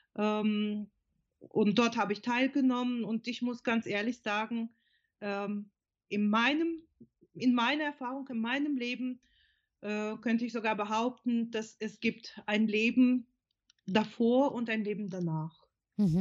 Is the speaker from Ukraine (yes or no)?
yes; Odesa, Odesa Oblast, Ukraine; German is a second language; moved away as an adult; now in Germany; also ich komme ursprünglich aus der Ukraine, bin vor ähm, fast 30 Jahren nach Deutschland gekommen